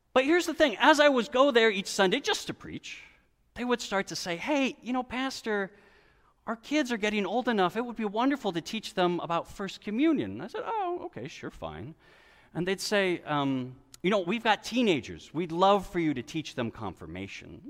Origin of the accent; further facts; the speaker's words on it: West Coast, United States; moved away as an adult; also born or lived in Brooklyn; I grew up on the West Coast